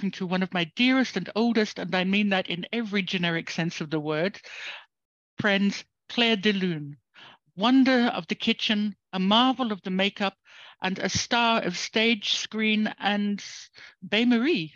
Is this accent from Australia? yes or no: yes; Kalgoorlie, Western Australia, Australia; moved away; I'm from Kalgoorlie